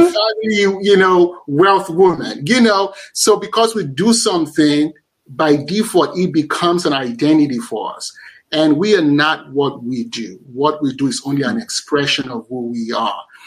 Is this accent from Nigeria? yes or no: yes; Nigeria; I'm Nigerian